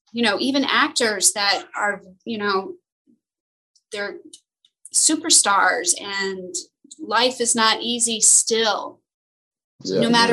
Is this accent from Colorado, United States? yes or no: no; Los Angeles, California, United States; when I was growing up in Los Angeles, I was young, I was broke.